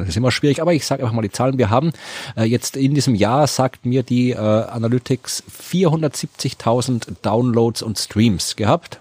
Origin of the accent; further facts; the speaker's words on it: Krems, Lower Austria, Austria; in Krems, der meiner Heimatstadt, die eher eine Weinstadt ist